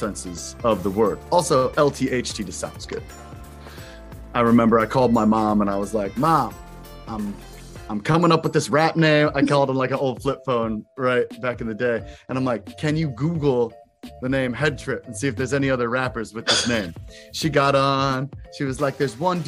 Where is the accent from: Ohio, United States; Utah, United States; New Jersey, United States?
Ohio, United States; Kent; moved away as an adult; now in New York, United States; I grew up in Kent, Ohio, Kent State University